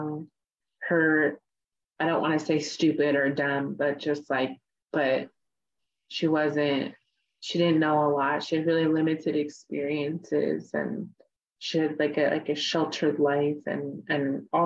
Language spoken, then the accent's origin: English; Oakland, California, United States; I grew up off the reservation. I grew up in the Bay Area. It's like Oakland, California. And I still live here